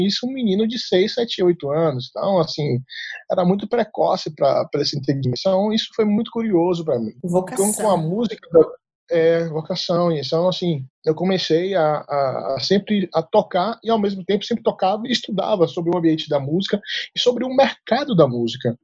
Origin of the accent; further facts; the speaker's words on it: Salvador, Bahia, Brazil; accent: baianês; moved away as an adult; now in Brasília, Brazil; eu sou é, natural de Salvador, Bahia, né? Pelo sotaque que você vai ver, perceber da conversa, que é, o baianês aqui é muito forte